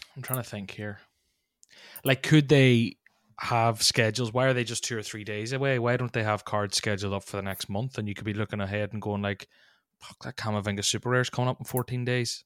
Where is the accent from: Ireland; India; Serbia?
Ireland; as an Irishman